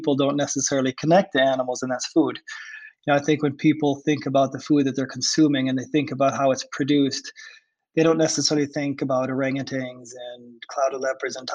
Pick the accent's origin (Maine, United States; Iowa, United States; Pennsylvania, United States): Iowa, United States; I was born in Iowa, and I was born in an area which is completely devoid of large forests and marshes